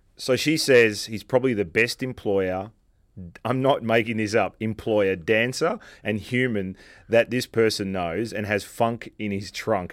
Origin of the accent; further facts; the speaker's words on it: Australia; now in New York, United States; Being Australian and, and living in New York for a while